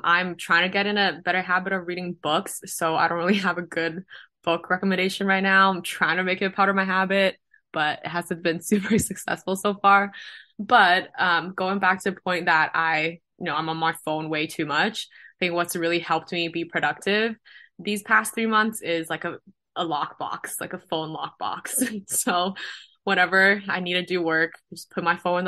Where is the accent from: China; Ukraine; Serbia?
China; Guangzhou, Guangdong; moved away as an adult; now in Los Angeles, United States; I'm from China. I'm Chinese.